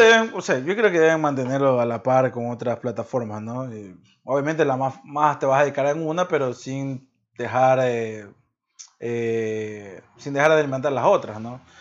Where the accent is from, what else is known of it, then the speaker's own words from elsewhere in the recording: Ecuador; soy ecuatoriano